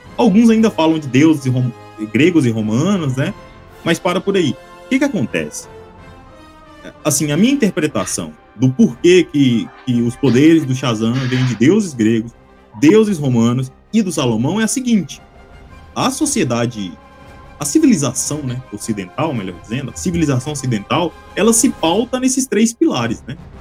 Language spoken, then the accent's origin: Portuguese; Minas Gerais, Brazil; Eu sou mineiro